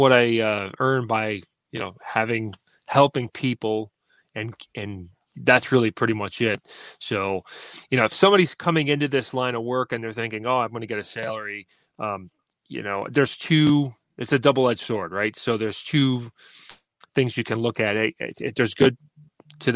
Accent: Syracuse, New York, United States; I was born right in Syracuse, lived here for most of my

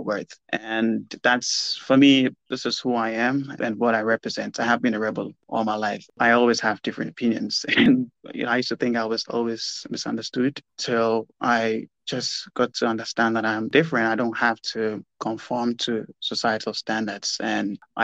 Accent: Ghana; In Ghana in particular

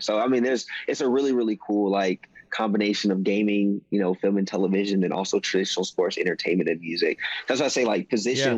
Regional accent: Maryland, United States; also born or lived in South Carolina; I was born in South Carolina. I was raised in Maryland.

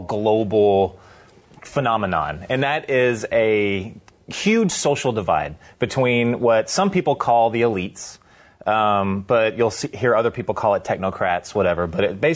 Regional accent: United States

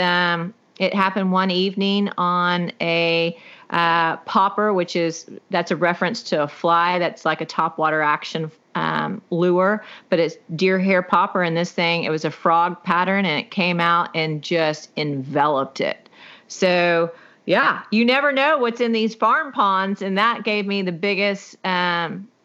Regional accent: Houston, Texas, United States; also born or lived in Navasota, Texas; I'm from Houston, Texas, but my parents in the late 70s bought a piece of property right outside of Houston.

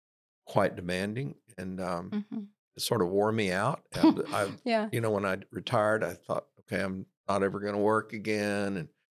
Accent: Marlin, Texas, United States; also born or lived in New Mexico; No, I'm originally from Marlin, but I worked for 13 and a half years in New Mexico.

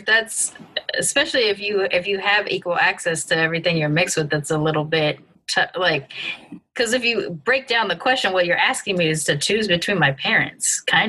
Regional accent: California, United States; oh, I'm Californian as hell. Like, I am very Californian.

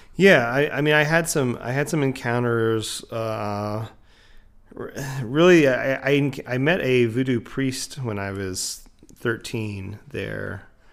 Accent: Florida, United States; now in Asheville, United States; as somebody who grew up in Florida

